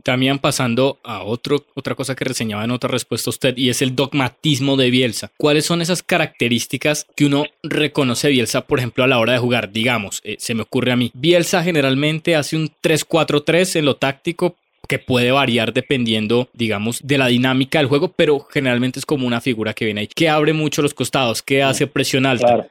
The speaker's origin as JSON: {"language": "Spanish", "country": "Colombia", "said": "uno recuerda ese partido como colombiano"}